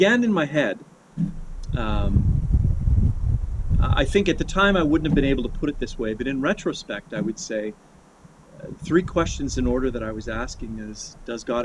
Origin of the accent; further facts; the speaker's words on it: Kamloops, British Columbia, Canada; also born or lived in Vancouver Island; I grew up in British Columbia. I was born on the island of Vancouver Island and raised in Kamloops in the interior.